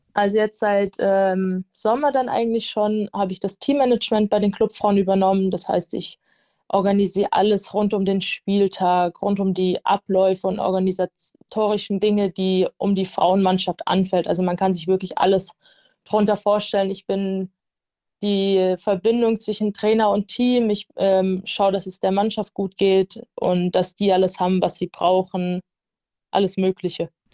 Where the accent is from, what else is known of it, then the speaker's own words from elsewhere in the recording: near Darmstadt, Hesse, Germany; now in Nuremberg, Germany; Ich komme ursprünglich aus der Nähe von Darmstadt, das ist in Hessen. Und ja, bin dann damals hierher gezogen